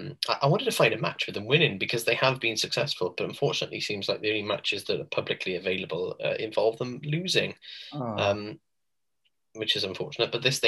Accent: Wales, United Kingdom; we are Welsh.

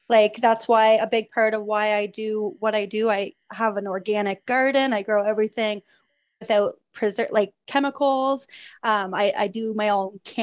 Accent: New Brunswick, Canada; I was born and raised here in New Brunswick

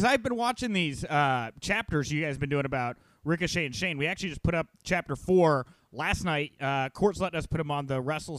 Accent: Houston, Texas, United States; I'm from Houston, man.

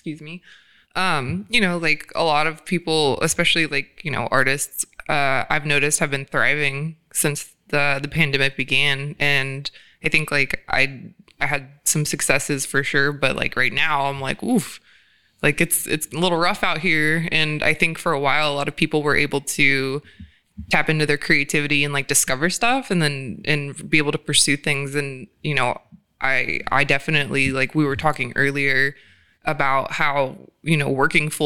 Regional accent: Georgia, United States; now in California, United States; I'm from Georgia

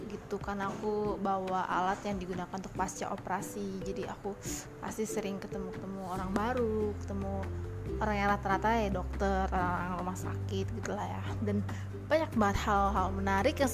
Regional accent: Banyumas, Central Java, Indonesia; aku asli Banyumas mama aku asli Banyumas and you know di Purwokerto sana di Banyumas sana di daerah ngapak-ngapak sana lah

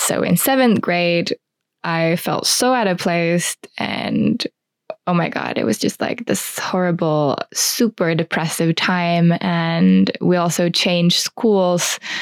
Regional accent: Espoo, Uusimaa, Finland; I grew up in Espoo, which is a town outside of Helsinki

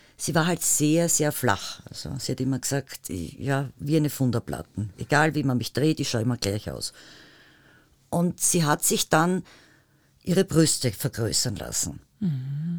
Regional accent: Tyrol, Austria; moved away; also born or lived in Vienna; Tirolerin mit Migrationshintergrund

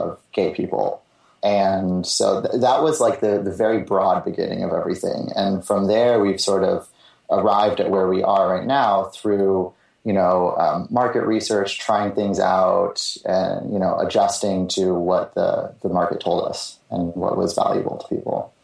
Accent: the Bay Area, California, United States; also born or lived in Los Angeles; now in San Francisco, United States; I grew up in the Bay Area

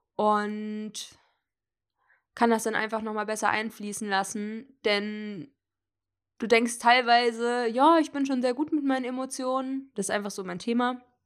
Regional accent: Hesse, Germany; moved away; die Fahrt nach Hessen äh, in meine Heimatstadt

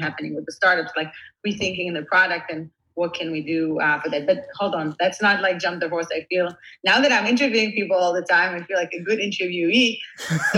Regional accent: Israel; moved away as an adult; now in Silicon Valley, United States; I was born and raised in Israel. See myself as an Israeli living in Silicon Valley

